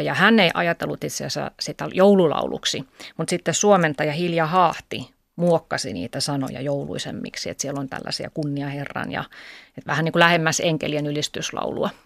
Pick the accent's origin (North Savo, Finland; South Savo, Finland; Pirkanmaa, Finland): Pirkanmaa, Finland; Kangasala; moved away; olen Kangasalta kotoisin